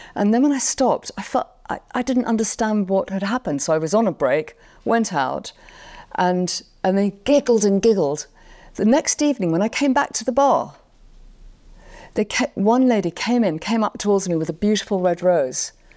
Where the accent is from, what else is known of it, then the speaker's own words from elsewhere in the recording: London, United Kingdom; Londoner, and I was born and raised there